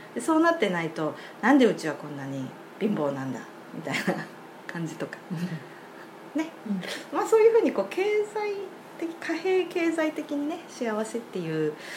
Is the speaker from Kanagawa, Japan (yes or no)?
no; Sapporo, Hokkaido, Japan; 私はずっと札幌に生まれ育ったんで